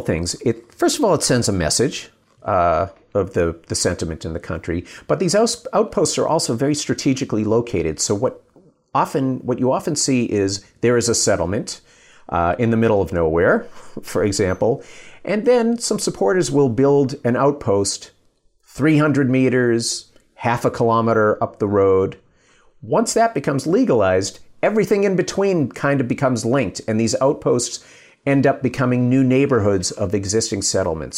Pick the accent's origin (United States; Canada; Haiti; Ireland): United States; now in Israel; I'm American